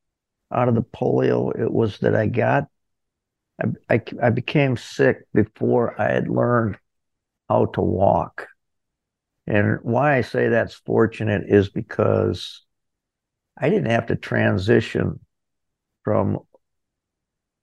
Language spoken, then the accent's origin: English; Corning, New York, United States; also born or lived in Ithaca, New York; I was born in Corning, New York